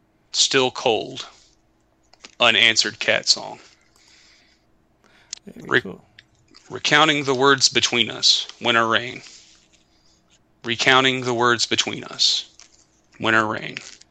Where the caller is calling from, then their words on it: Carrollton, Georgia, United States; Carrollton, Georgia.